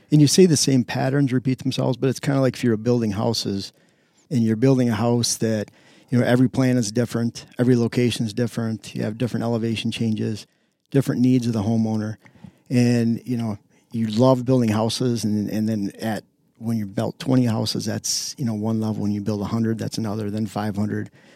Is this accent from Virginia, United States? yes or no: no; Lower Michigan, United States; moved away as an adult; also born or lived in Upper Peninsula, Michigan / Pennsylvania; now in Wisconsin, United States; I grew up in Lower Michigan, flatland, agland